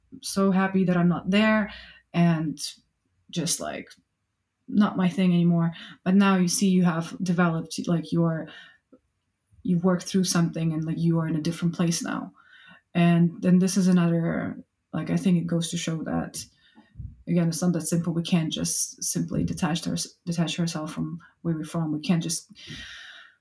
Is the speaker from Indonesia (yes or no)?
no; Russia; English is a second language; moved away as an adult; now in United Kingdom; I can't detach myself from being Russian.